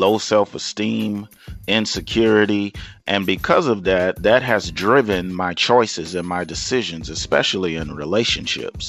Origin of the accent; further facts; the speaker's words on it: Lufkin, Texas, United States; I am originally from East Texas, Lufkin, Texas